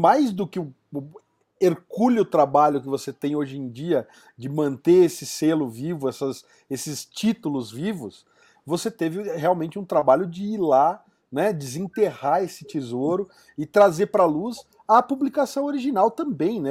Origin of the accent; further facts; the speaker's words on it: São Paulo, Brazil; now in Curitiba, Brazil; eu sou lá de São Paulo